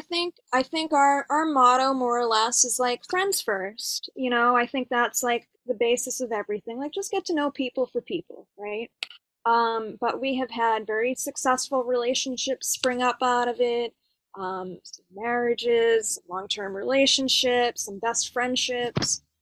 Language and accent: English; East Coast, United States; now in Los Angeles, United States; I am originally from the East Coast